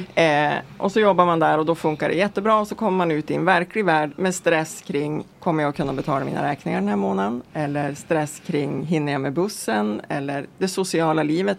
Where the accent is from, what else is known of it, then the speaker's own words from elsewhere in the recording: Vilhelmina, Västerbotten County, Sweden; also born or lived in Lycksele / Stockholm; now in Mellansel, Sweden; Jag kommer från alltså, Vilhelminafjällen från början, sen är det mm. Lycksele och sen nu bor jag i eh, världsmetropolen Mellansel utanför Örnsköldsvik.